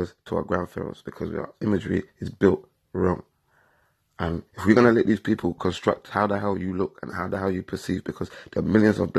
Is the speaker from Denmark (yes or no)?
no; England, United Kingdom; I grew up in England my whole life. I was born here.